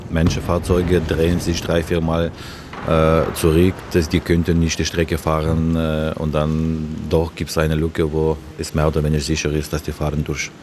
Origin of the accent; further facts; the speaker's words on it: Ukraine; moved away; meine Heimat